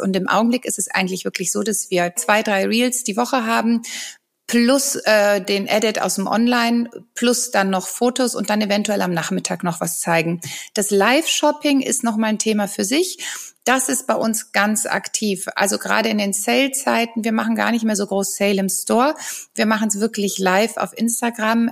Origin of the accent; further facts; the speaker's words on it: Rhineland, Germany; ich bin ja aus dem Rheinland